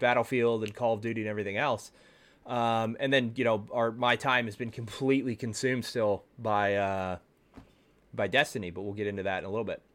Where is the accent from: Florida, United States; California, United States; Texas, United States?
Texas, United States; I'm from Texas